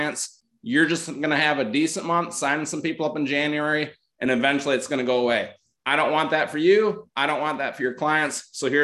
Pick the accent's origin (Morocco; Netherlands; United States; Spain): United States; Northern Michigan; I'm from Northern Michigan